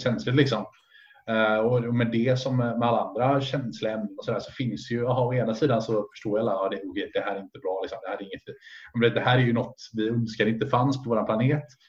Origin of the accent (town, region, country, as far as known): Sweden